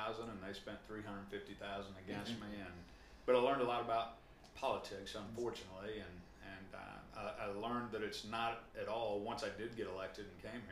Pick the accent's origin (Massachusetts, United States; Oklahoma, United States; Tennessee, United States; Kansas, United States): Oklahoma, United States; Cleveland; also born or lived in Pawnee, Oklahoma / Parris Island, South Carolina; I was born and raised in Oklahoma, born in Pawnee, raised in Cleveland and Morrison area